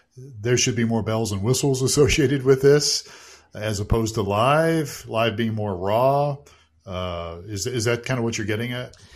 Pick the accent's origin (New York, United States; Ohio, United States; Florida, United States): Ohio, United States; Youngstown; I grew up in Youngstown, Ohio